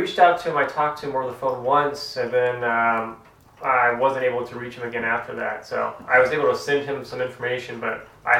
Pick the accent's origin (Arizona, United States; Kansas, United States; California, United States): Kansas, United States; moved away; I'm from Kansas.